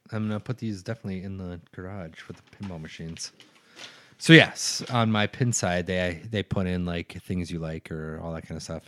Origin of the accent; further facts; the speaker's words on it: central Minnesota, United States; now in Duluth, United States; I'm from a very small town, uh, in central Minnesota